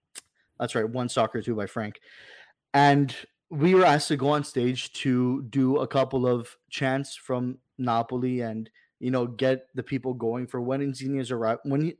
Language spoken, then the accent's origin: English; Toronto, Ontario, Canada; now he comes to my hometown.